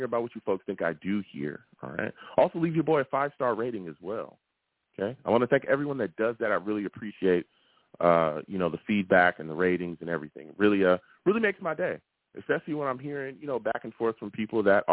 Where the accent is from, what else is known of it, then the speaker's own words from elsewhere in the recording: Long Beach, California, United States; I am a West Coast guy, all right? Born and raised. Long Beach, California